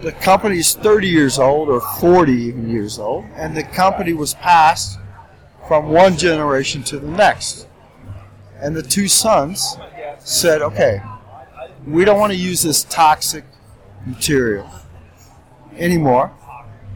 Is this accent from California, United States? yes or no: no; Indiana, United States; now in Poland; Indiana. I'm from Indiana originally.